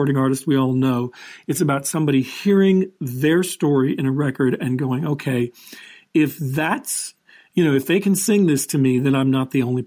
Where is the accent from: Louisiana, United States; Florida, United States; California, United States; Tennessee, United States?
California, United States; Los Angeles; I'm from Hollywood